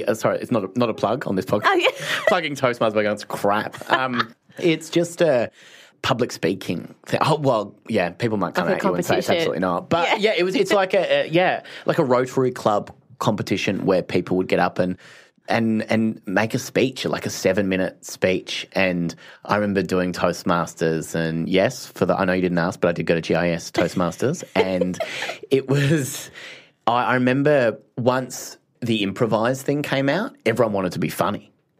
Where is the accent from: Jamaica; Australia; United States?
Australia; Phillip Island, Victoria; growing up in Phillip Island, the surfers, you know, like it was very beachy